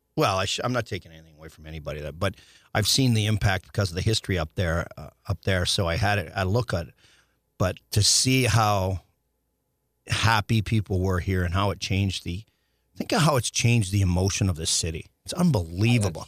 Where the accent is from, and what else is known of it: Saskatchewan, Canada; born or raised there; now in St. Louis, United States